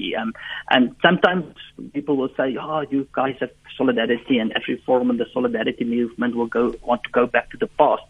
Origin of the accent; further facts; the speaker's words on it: Free State, South Africa; English is a second language; I grew up in the Free State. I'm a Free State guy.